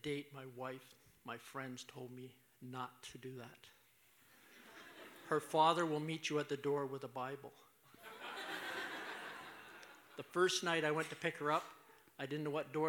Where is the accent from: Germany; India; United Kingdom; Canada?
Canada; Muskoka, Ontario; moved away; also born or lived in Tillsonburg, Ontario / Thunder Bay, Ontario; born in Tillsonburg, but I was raised in Muskoka